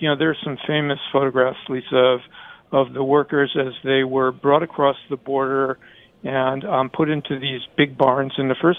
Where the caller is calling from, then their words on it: California, United States; Well, I live in California. I live in the Bay Area.